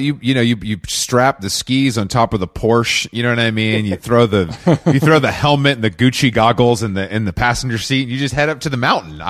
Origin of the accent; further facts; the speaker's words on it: Atlanta, Georgia, United States; because I'm from Atlanta.